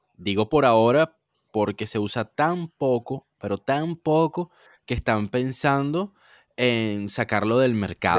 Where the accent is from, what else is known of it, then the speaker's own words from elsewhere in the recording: Venezuela; now in Portugal; yo soy venezolano